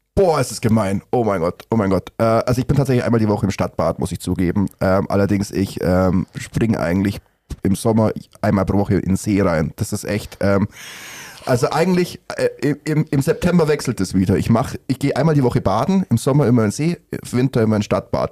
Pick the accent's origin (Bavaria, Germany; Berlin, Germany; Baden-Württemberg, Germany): Bavaria, Germany; Gersthofen; ich bin in Gersthofen aufgewachsen